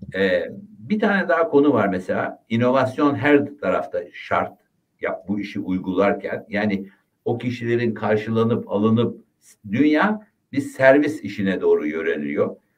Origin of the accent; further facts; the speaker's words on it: Ayvalık, Balıkesir, Turkey; ben Ayvalıklıyım